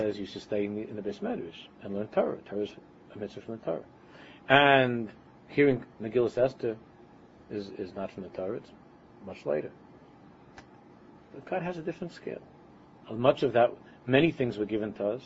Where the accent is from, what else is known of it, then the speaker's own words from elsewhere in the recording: United States; accent: American; my American accent